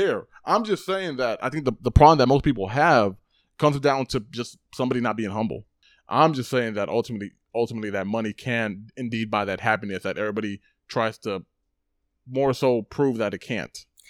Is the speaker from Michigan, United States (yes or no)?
no; Texas, United States; I'm also Mexican. I'm also from Texas.